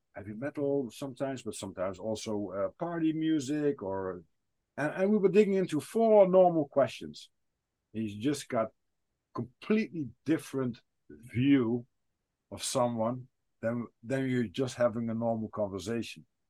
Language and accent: English; Netherlands; I'm from the Netherlands